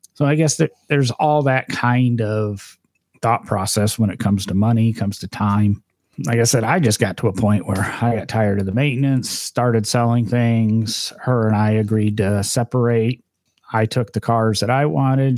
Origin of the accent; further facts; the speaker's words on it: Midwest, United States; I grew up in the Midwest, so I'm used to snow